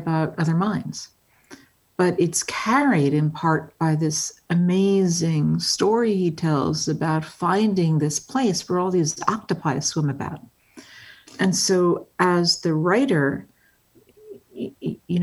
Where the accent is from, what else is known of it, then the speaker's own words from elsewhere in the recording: Englewood, New Jersey, United States; I grew up in Englewood, New Jersey.